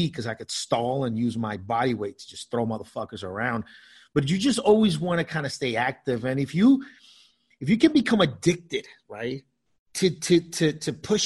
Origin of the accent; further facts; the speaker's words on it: United States; also born or lived in South America; we moved to the States when I was nine years old